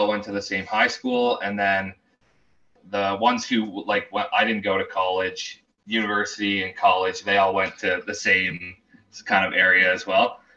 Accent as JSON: {"language": "English", "town": "Oshawa", "region": "Ontario", "country": "Canada", "said": "we're from Oshawa"}